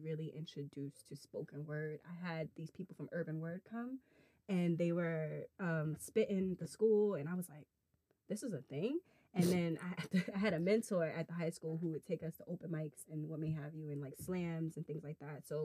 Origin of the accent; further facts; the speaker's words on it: New York City, New York, United States; I'm from the Bronx, New York. Yeah, I grew up by Yankee Stadium. Literally in the Bronx, 162nd and Morris